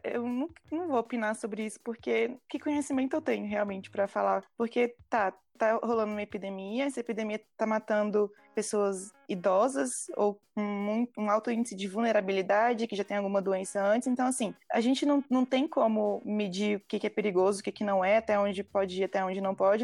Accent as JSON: {"language": "Portuguese", "town": "Brasília", "region": "Federal District", "country": "Brazil", "said": "eu como brasiliense"}